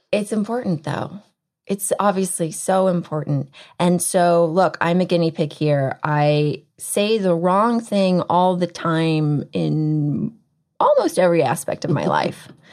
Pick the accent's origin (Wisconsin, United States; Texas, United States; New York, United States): Texas, United States; I'm from Texas